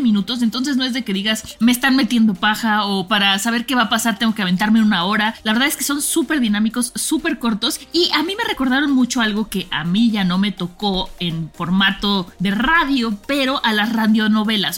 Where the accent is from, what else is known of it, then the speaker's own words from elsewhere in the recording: Mexico; como mexicana